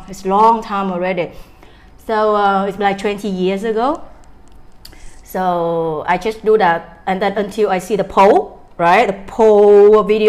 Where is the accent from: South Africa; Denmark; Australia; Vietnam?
Vietnam; Da Nang; I'm from Da Nang. Da Nang is my hometown.